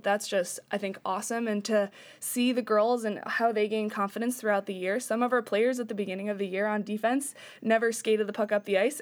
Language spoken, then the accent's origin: English; upstate New York, United States; now in Washington, United States; I'm from New York, upstate, where hockey's kind of everywhere.